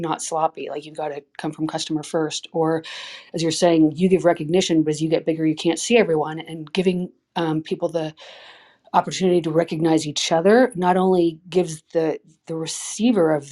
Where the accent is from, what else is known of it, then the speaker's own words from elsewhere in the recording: Berkeley, California, United States; also born or lived in Marin; I grew up in Berkeley, and I live in Marin.